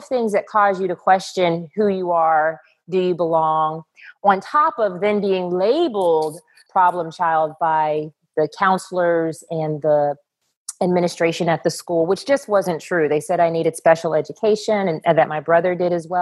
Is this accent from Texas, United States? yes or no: yes; Texas, United States; I grew up in Texas, and Texas is the pageant capital of the world